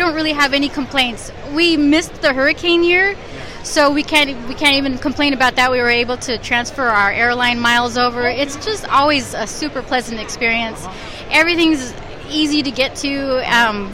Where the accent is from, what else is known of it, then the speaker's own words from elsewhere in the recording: San Diego, California, United States; We're from San Diego